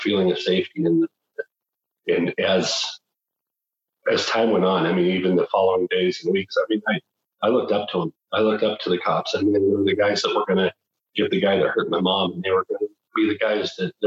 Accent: Butte, Montana, United States; also born or lived in Missoula, Montana; I was born and raised in Butte

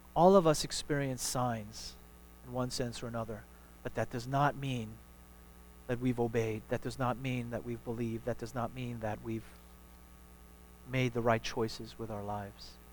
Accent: New York, United States; now in Houston, United States; my hometown in New York

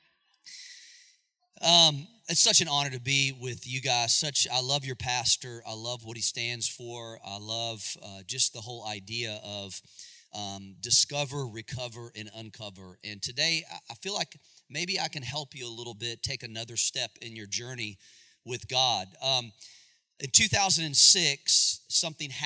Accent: Charlotte, North Carolina, United States; I'm from Charlotte

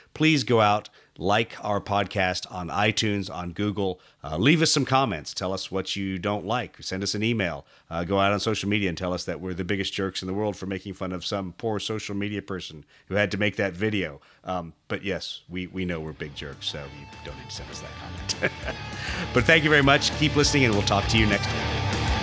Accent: United States; me as an American with all my baggage

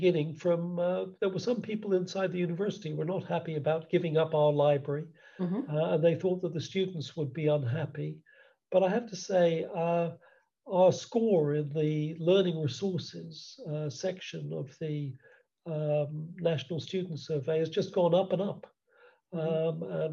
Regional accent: United States; also born or lived in Cambridge, England / Worcester, England; now in United Kingdom; as you can probably tell from my accent, I started life in the United States

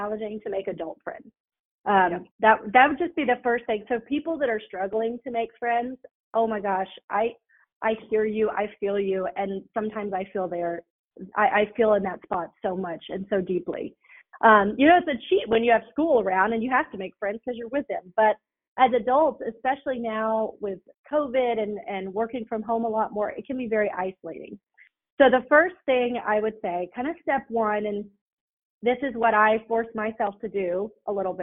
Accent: Atlanta, Georgia, United States; also born or lived in Augusta, Georgia / Florida; now in Chattanooga, United States; I grew up in Atlanta

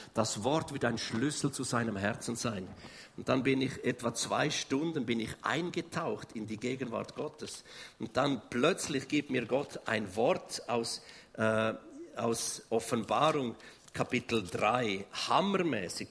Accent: Switzerland; Wir sind echte Schweizer

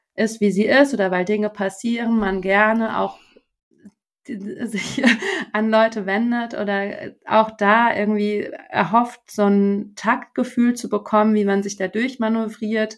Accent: Germany; für uns, ich glaube, als ähm, Deutsche

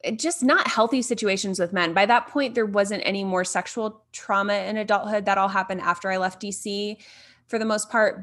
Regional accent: Fort Wayne, Indiana, United States; moved away as an adult; now in Denver, United States; I'm from the Midwest, so I grew up in northern Indiana in Fort Wayne, which most people probably have not heard of, but moved down to a suburb of Indianapolis when I was twelve.

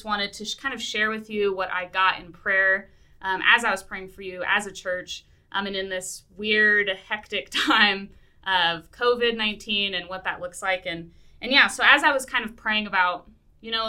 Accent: Seattle, Washington, United States; moved away; I'm from Seattle originally, so I get the Pacific Northwest

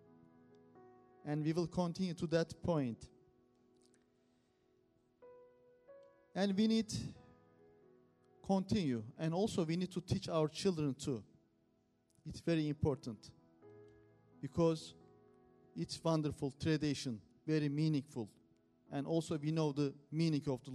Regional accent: Turkey; English is a second language; moved away; We are from Turkey

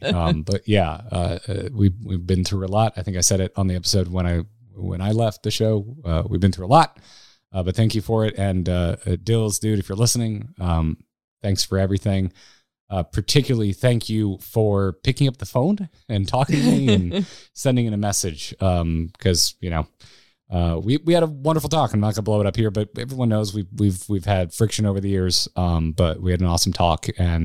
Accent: Florida, United States; I'm from Florida, and it was February in Toronto.

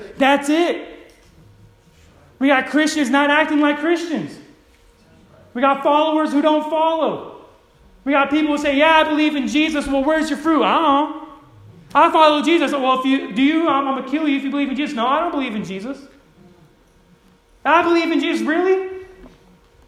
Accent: Modesto, California, United States; I grew up in Modesto, California, where it's ghetto

